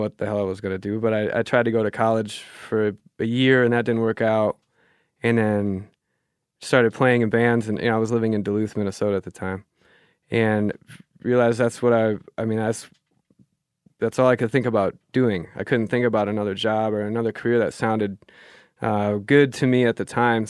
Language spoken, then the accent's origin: English; Germany; born there; that's why I was born in Germany, right? Because he was stationed there for a bit.